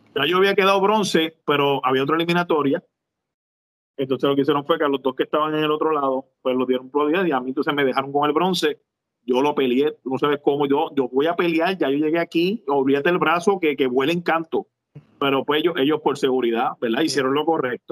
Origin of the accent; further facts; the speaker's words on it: Juana Díaz, Puerto Rico; also born or lived in Ponce, Puerto Rico; yo soy de Ponce natural, pero me crié en Juana Díaz toda mi vida.